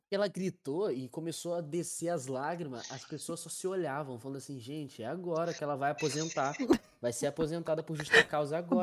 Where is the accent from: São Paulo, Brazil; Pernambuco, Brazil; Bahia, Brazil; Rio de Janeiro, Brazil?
Rio de Janeiro, Brazil; Porto Real; eu, que sou de Porto Real